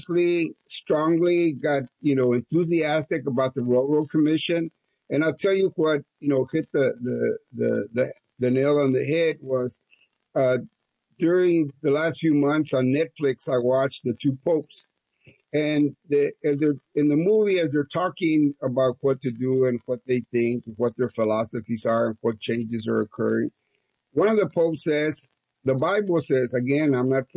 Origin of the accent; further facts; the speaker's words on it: Crystal City, Texas, United States; I grew up in Crystal City